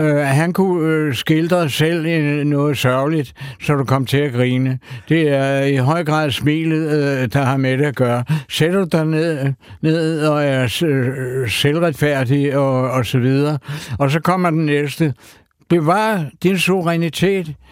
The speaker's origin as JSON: {"language": "Danish", "town": "Copenhagen", "region": "Capital Region of Denmark", "country": "Denmark", "tie": "born or raised there", "said": "da jeg var dreng og boede i Sydhavnen"}